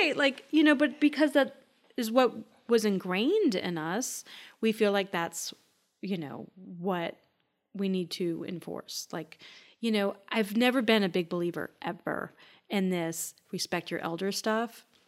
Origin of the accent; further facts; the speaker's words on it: Minnesota, United States; I grew up in Minnesota